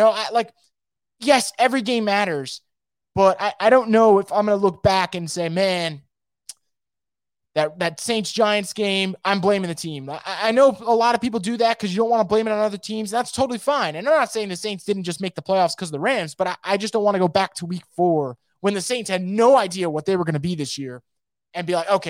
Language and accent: English; Germany; English is a second language; just because I'm from Germany